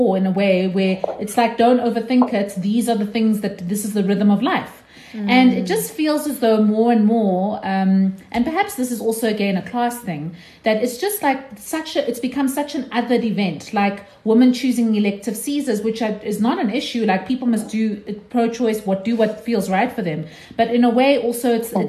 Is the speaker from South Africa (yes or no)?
yes; Sandton, Gauteng, South Africa; I was born in Sandton Clinic